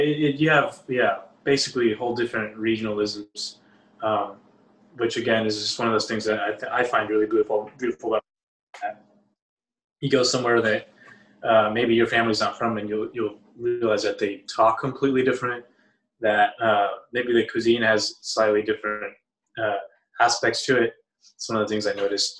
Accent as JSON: {"language": "English", "town": "Matamoros", "region": "Tamaulipas", "country": "Mexico", "moved": "yes", "lives_now": "Austin, United States", "said": "I'm from Matamoros"}